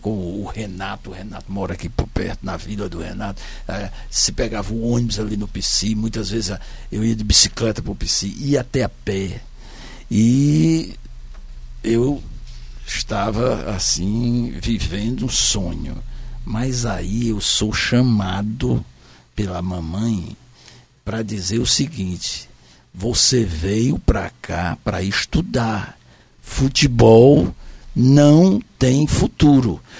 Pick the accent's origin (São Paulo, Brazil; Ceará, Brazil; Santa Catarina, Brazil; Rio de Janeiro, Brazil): Ceará, Brazil; Fortaleza; also born or lived in Senador Pompeu; Eu, quando vim de Senador Pompeu, eu, que já era Fortaleza, tem uma fotografia minha aos 5 anos de idade, eu com a camisa do Fortalezinha Esporte Clube.